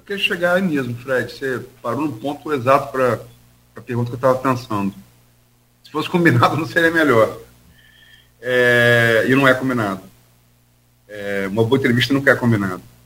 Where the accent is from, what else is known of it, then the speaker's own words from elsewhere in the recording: Campos dos Goytacazes, Rio de Janeiro, Brazil; Eu sou de Campos